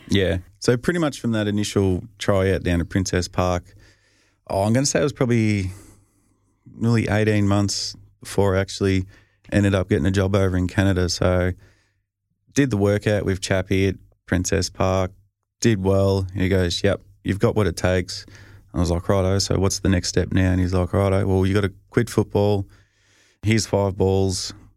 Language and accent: English; Australia; moved away; being Australian